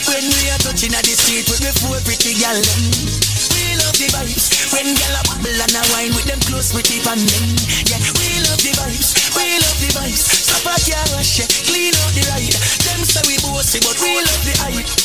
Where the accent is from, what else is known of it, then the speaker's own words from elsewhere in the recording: Portmore, Saint Catherine, Jamaica; I'm from Portmore, that's in JA.